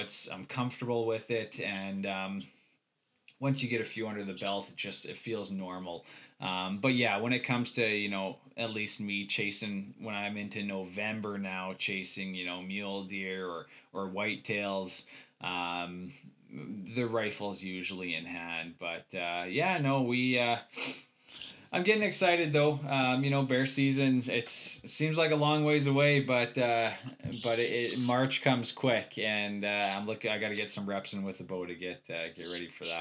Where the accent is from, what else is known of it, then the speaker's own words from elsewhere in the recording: Saskatchewan, Canada; now in Slave Lake, Canada; I grew up in Saskatchewan